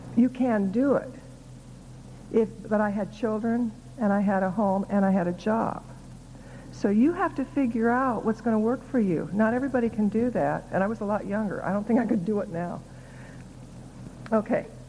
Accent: Council Bluffs, Iowa, United States; When I was growing up in Iowa, the only people I knew who wrote books were dead. so I figured people who wrote books were gods and goddesses. I didn't think a kid from Council Bluffs, Iowa could grow up to write books.

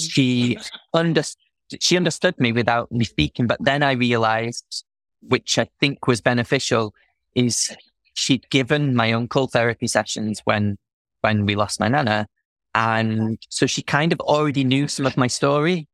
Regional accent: Manchester, North West England, United Kingdom; moved away; also born or lived in Wales

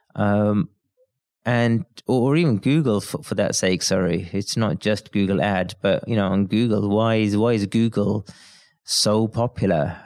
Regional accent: Birmingham, West Midlands, United Kingdom; I'm from Birmingham in the U K

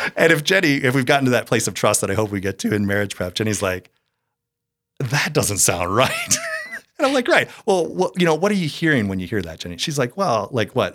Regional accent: Eagan, Minnesota, United States; moved away; also born or lived in Iowa State University; I was born and raised in, uh, the Twin Cities in, I grew up in Eagan, which is a suburb of the Twin Cities there.

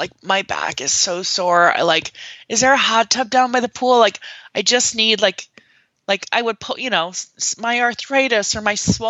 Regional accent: small town near Fargo, North Dakota, United States; born or raised there; moved away

